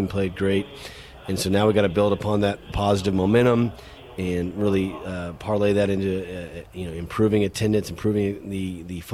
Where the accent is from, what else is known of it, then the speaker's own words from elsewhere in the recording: Houston, Texas, United States; moved away as an adult; now in Murfreesboro, United States; Originally, I'm from Houston, Texas